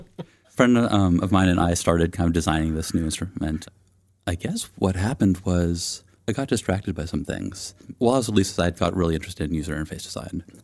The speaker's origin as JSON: {"language": "English", "area": "East Bay", "region": "California", "country": "United States", "tie": "born or raised there", "said": "I grew up in the East Bay of California, and I've um, lived there kind of on and off my entire life"}